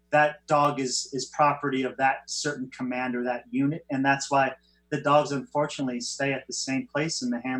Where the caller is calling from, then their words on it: Huntington Beach, California, United States; Beach, Southern uh, California.